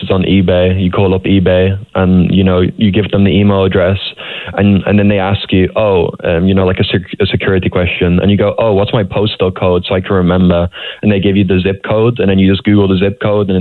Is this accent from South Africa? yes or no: no; England, United Kingdom; I'm from England